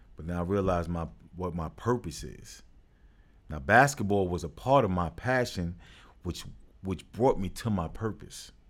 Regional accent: New York City, New York, United States; born and raised in Brooklyn.

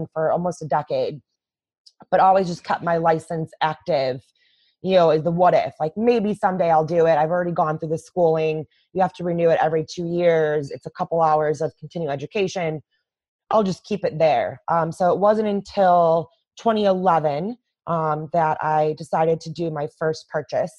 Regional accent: just outside of Chicago, Illinois, United States; in my hometown, in the just outside of Chicago

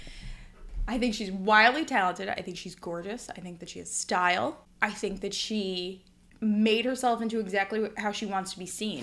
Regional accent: United States; as an American

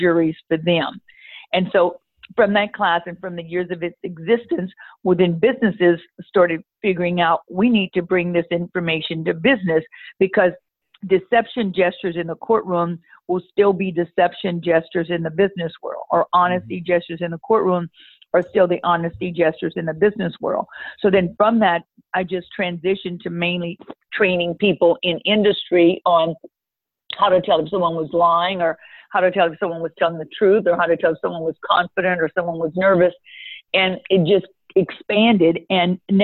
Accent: Louisiana, United States; I'm from Louisiana

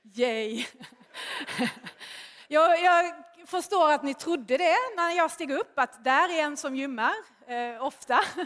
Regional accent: Skåne, Sweden; accent: Scanian; jag är ju skåning, hör ni ju

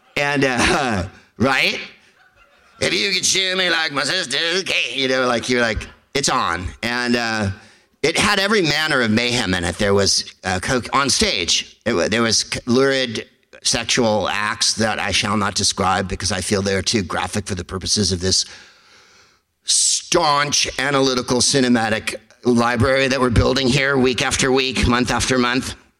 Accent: San Carlos, California, United States; I went to see Divine when I was a teenager because I'm from San Carlos

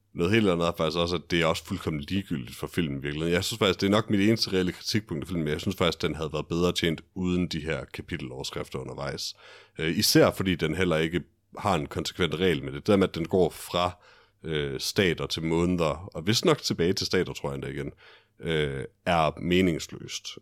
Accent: Denmark; jeg er en fjollet dansker

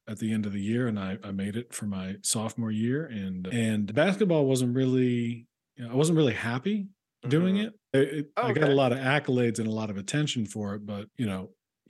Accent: Chapel Hill, North Carolina, United States; moved away as an adult; also born or lived in Athens, Georgia / Chicago / New York; now in Los Angeles, United States; I'm from Chapel Hill, North Carolina. So mm-hmm. that's, you know, that's where UNC is, and mm-hmm. basketball is kind of a king there.

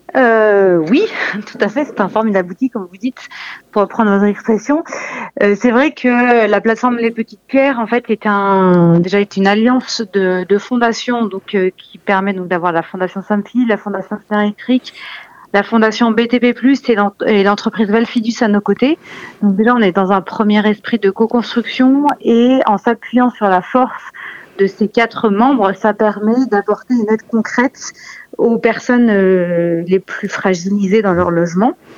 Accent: France; en tant que française

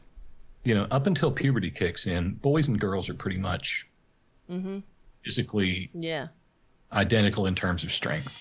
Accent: West Virginia, United States; my home state of West Virginia, and particularly my home state

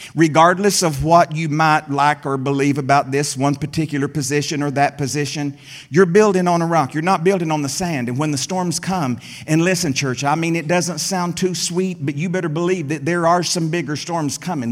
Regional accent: Middle Tennessee, United States; There in the hills of Middle Tennessee, I grew up

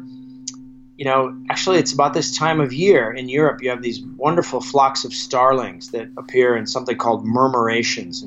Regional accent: Alaska, United States; moved away; I grew up in Alaska

